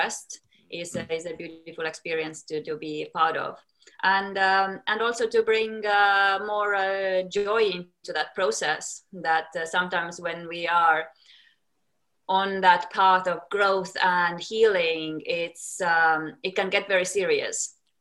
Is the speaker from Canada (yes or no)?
no; Estonia; moved away as an adult; also born or lived in United States; now in London, United Kingdom; Then I moved back to Estonia, my home country where I'm from